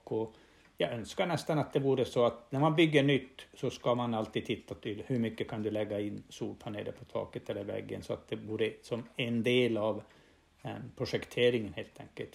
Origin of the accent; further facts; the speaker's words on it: Norrbotten County, Sweden; jag kommer från Norrbotten och vi har haft gruvbrytning här i mer än hundra år